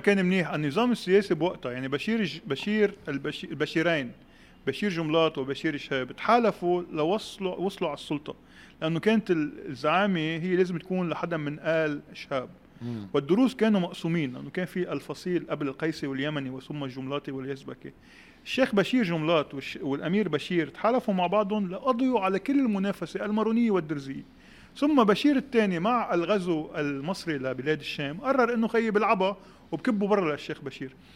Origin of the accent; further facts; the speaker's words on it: Beirut, Beirut Governorate, Lebanon; انا ربيت ببيروت الغربيه 89 كشخص درزي عايش ببيروت الغربيه